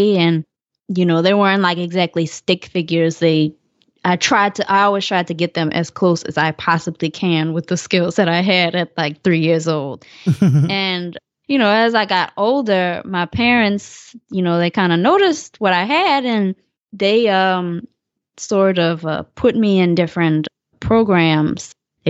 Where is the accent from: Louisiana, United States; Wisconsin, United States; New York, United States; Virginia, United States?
Louisiana, United States; New Orleans; I don't know if that necessarily had to do a lot with me living in New Orleans.